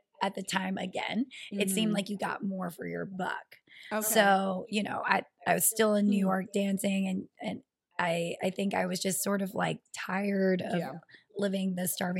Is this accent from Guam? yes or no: yes; Guam; also born or lived in Atlanta, Georgia, United States; now in Los Angeles, United States; I was born in Atlanta, but my dad is originally from Guam and wanted me to grow up there, so I probably moved when I was like 3 or 4